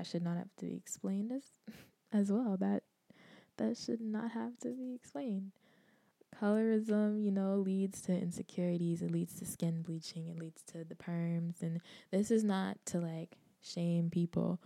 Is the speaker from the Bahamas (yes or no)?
yes; Bahamas; where I grew up in the Bahamas